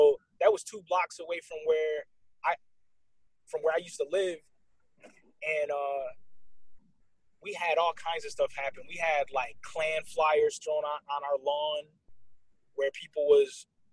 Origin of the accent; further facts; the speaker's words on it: New York, United States; moved away as an adult; also born or lived in the South; I grew up in New York. So that's where I found my first love and the first ladies that I dated. And then I moved down south when I was 25.